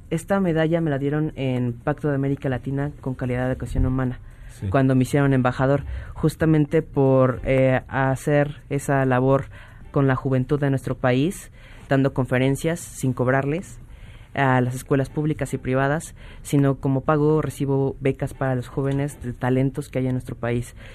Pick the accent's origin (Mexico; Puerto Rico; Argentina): Mexico; como mexicanos